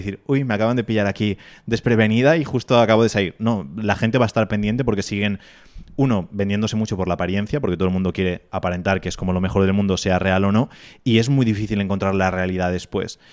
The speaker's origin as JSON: {"language": "Spanish", "country": "Spain"}